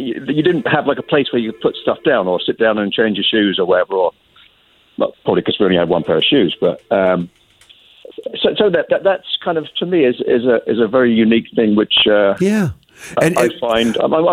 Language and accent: English; England, United Kingdom; now in New England, United States; I grew up in England and I lived there in a two-story house that had a three bedrooms upstairs, kitchen, dining room, and what we call a front room downstairs.